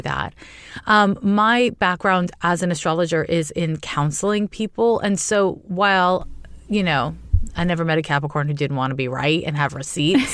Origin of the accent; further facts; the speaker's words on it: Montreal, Quebec, Canada; moved away as an adult; also born or lived in California; now in San Francisco, United States; was raised in Canada. I'm from Montreal, uh, and I live in California